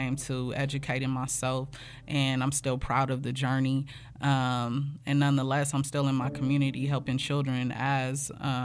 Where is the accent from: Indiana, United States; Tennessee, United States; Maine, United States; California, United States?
California, United States; Los Angeles; also born or lived in Inglewood, California; I come from the district, Crenshaw District